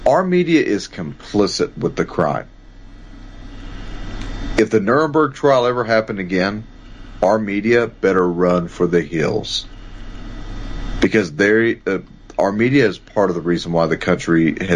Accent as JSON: {"language": "English", "country": "United States", "said": "as an American"}